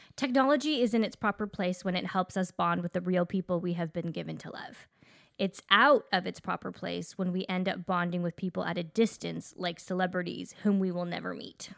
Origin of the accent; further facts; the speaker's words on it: Canada; we are Canadian